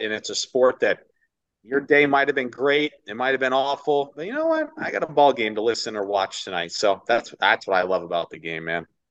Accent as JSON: {"language": "English", "town": "Ithaca", "region": "New York", "country": "United States", "tie": "born or raised there", "also_born_or_lived": "Orlando, Florida", "moved": "as an adult", "lives_now": "Miami, United States", "said": "I grew up in New York my entire life"}